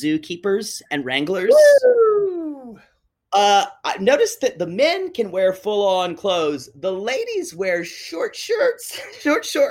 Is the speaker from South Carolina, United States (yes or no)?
yes; Pickens, South Carolina, United States; moved away as an adult; I grew up in South Carolina spending summers at Myrtle Beach.